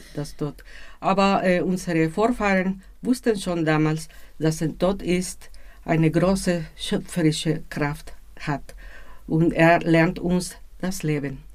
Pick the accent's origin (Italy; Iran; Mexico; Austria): Mexico; Mexico City; Ich bin aus Mexiko-Stadt